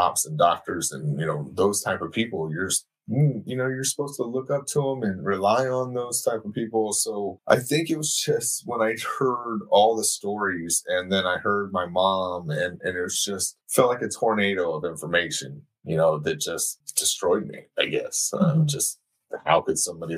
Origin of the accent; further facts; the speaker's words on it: Houston, Texas, United States; I grew up in Houston